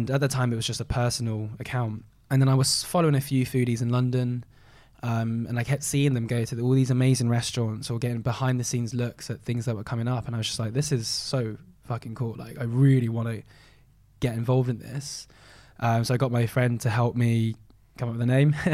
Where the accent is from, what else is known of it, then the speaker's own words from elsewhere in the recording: Malaysia; Being Chinese Malaysian, Malaysians very protective over their foods and the way they eat them and the national dishes.